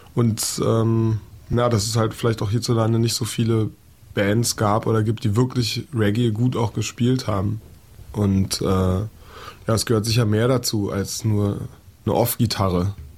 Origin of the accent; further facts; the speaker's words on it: Berlin, Germany; in Kreuzberg. Und da ist, ähm, ja, denkt man schon manchmal, ey, man muss ich mir das irgendwie antun, aber ja, es ist halt irgendwie meine Heimat.